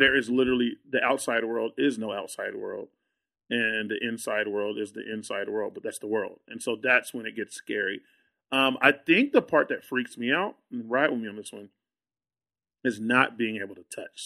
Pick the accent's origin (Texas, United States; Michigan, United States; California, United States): Texas, United States; Austin; I'm from Austin. Like, I live in Austin.